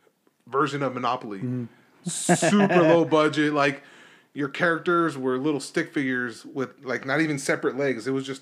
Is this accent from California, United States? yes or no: yes; Los Angeles, California, United States; We grew up in East LA, but right next to East LA was a city called Commerce.